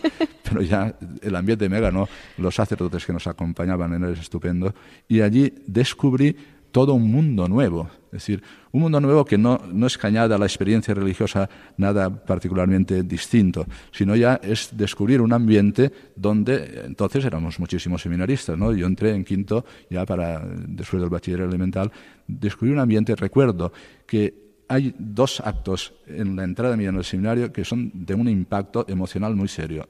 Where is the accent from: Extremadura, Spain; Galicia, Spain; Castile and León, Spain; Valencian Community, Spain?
Valencian Community, Spain; Cocentaina; born or raised there; moved away as an adult; also born or lived in Castellón / Murcia; now in Alcalá de Henares, Spain